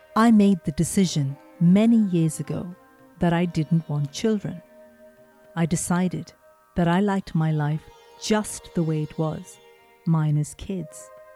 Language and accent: English; India; moved away; I grew up in India